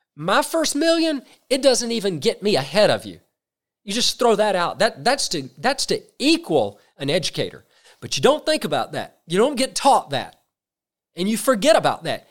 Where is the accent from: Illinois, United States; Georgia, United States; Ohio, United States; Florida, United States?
Georgia, United States; South; I'm from South Georgia, very small towns. You get a school system, it's two or three hundred employees. Where I grew up, that's the largest employer in that county